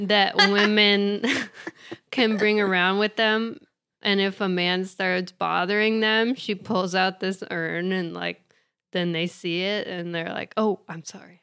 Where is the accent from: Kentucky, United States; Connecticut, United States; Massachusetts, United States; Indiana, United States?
Indiana, United States; I'm from Indiana